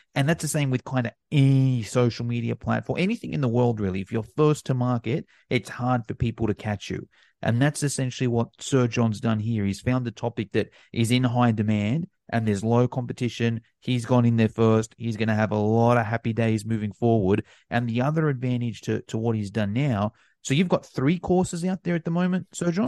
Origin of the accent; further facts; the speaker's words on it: Australia; me in Australia, you know, I've got some advantages being Australian